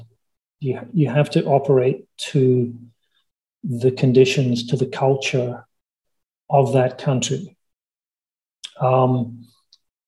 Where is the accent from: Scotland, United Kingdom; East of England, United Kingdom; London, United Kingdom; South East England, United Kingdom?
Scotland, United Kingdom; my hometown of my home country of Scotland